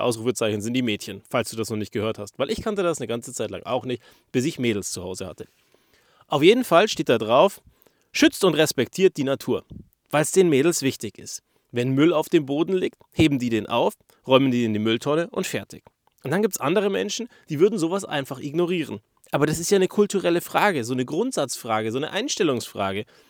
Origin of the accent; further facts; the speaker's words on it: Germany; Wir als Deutsche, wir kennen das ja gar nicht